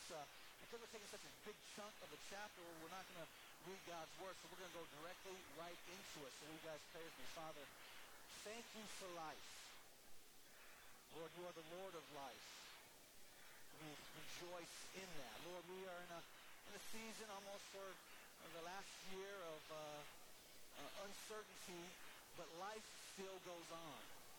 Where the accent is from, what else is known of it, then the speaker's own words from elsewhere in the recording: Tucson, Arizona, United States; now in Fort Collins, United States; I grew up in Tucson, Arizona, and Tombstone was just about an hour and a half away from us.